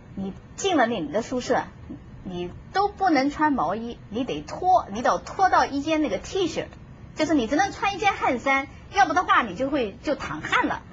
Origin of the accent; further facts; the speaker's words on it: China; moved away; also born or lived in United States; 我们中国人